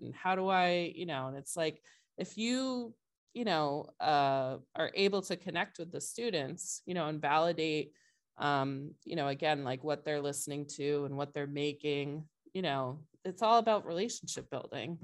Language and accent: English; Brewster, Massachusetts, United States; I grew up in Brewster, which is a little bit further out on the Cape